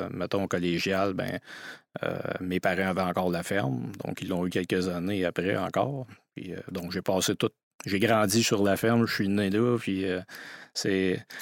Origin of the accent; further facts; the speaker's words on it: Saint-Tite, Quebec, Canada; Donc, quand je dis les, hauts gens, je suis de Saint-Tite, ça les oriente plus.